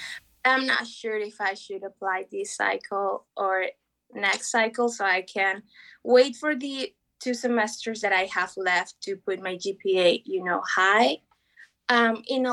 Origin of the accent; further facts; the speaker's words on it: Peru; moved away as an adult; now in United States; I'm from Peru, and I came a year and a half ago